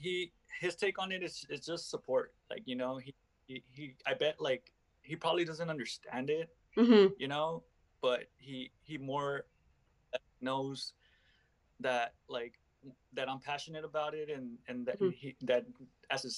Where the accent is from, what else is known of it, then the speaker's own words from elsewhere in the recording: Los Angeles, California, United States; I'm from Los Angeles